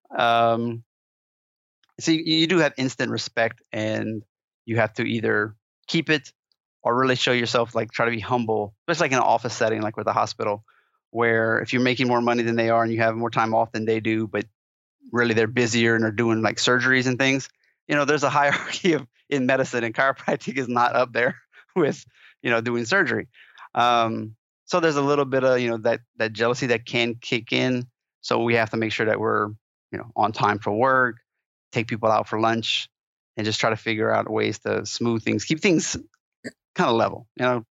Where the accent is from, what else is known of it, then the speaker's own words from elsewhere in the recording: Louisiana, United States; moved away as an adult; also born or lived in Colorado; I'm a Cajun